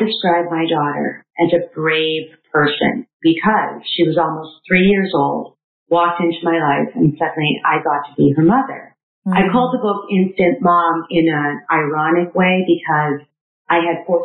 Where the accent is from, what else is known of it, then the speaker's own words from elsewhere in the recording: Canada; I am a Canadian middle child